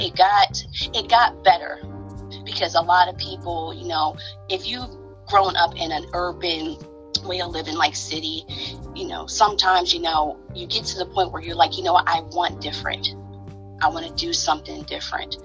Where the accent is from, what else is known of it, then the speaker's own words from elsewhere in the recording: New Jersey, United States; now in Baltimore, United States; I hail right now from Baltimore, Maryland. I'm originally from Jersey. I'm a Jersey girl